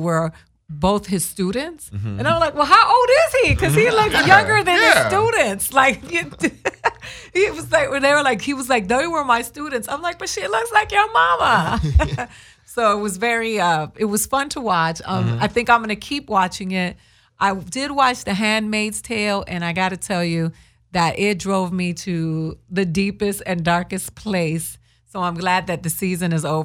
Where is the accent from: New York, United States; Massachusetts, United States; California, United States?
Massachusetts, United States; Boston; I was born in Boston.